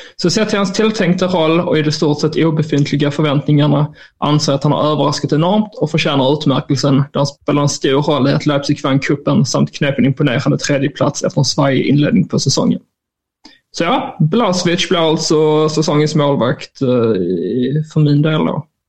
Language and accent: Swedish; Skåne, Sweden; jag är ju skåning